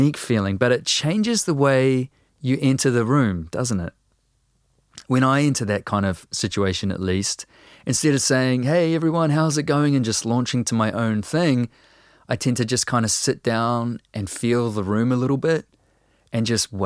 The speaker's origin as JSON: {"language": "English", "country": "New Zealand"}